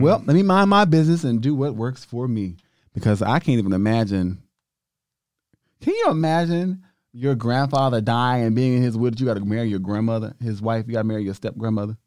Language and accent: English; United States; I'm so grateful to just be an American